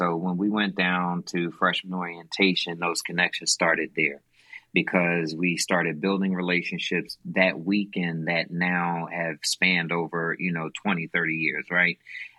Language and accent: English; Philadelphia, Pennsylvania, United States; I grew up in West Philadelphia in one of the worst housing projects in a single parent home